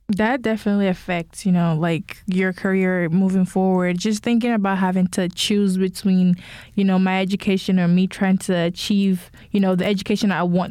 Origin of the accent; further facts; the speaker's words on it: Nigeria; I'm Nigerian as well